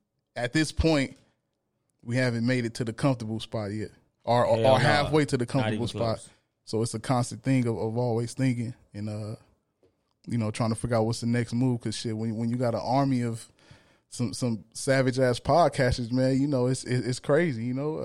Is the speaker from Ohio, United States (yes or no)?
no; Los Angeles, California, United States; also born or lived in Lynwood, California; I grew up in the last part of South Central Los Angeles, which is now they call it what do they call it? The Willowbrook area